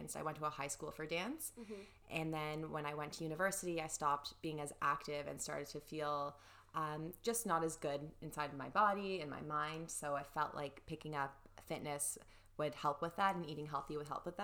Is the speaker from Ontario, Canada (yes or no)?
yes; Toronto, Ontario, Canada; I'm from Toronto